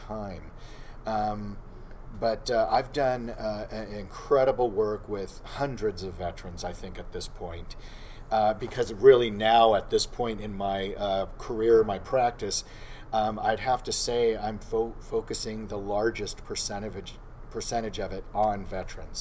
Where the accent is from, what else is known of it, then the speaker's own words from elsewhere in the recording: Southern California, United States; I grew up in SoCal